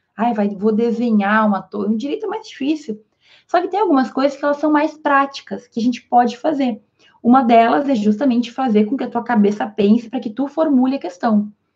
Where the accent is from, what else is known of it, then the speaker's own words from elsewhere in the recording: interior of Rio Grande do Sul, Brazil; also born or lived in Spain; eu sou aqui do interior do Rio Grande do Sul